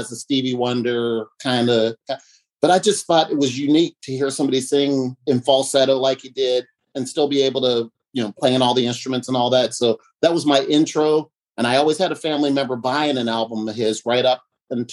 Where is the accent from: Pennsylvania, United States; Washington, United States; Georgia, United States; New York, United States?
Pennsylvania, United States; Uniontown; now in Silver Spring, United States; I'm in Silver Spring, Maryland. I'm originally from Pennsylvania